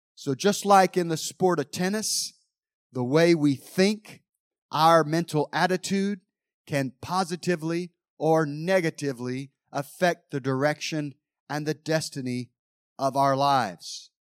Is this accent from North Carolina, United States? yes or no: yes; Mount Airy, North Carolina, United States; growing up in Mount Airy, North Carolina